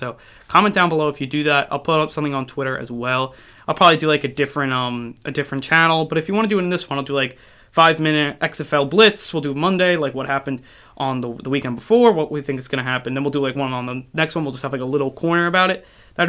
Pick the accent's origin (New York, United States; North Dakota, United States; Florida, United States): New York, United States; I'll be following the New York Guardians. I'm a New Yorker